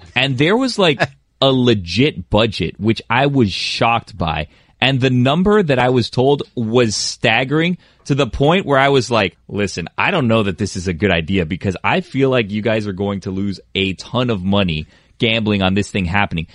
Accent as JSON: {"language": "English", "town": "Westchester", "region": "Florida", "country": "United States", "said": "we're both from Westchester"}